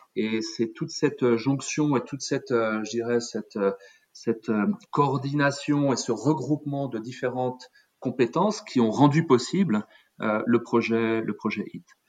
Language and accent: French; eastern Paris area, Île-de-France, France; moved away as an adult; je suis euh, français d'origine, je suis né dans l'Est parisien, j'ai fait mes études en France